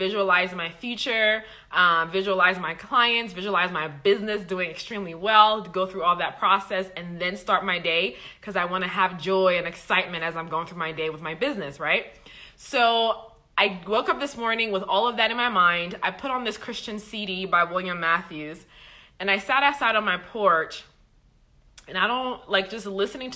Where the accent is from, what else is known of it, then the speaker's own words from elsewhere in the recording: Liberia; I'm from Liberia